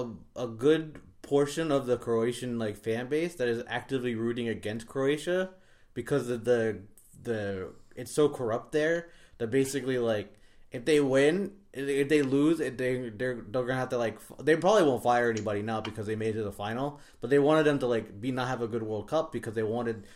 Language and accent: English; England, United Kingdom; But yeah, whatever. I'm not English anymore, so whatever.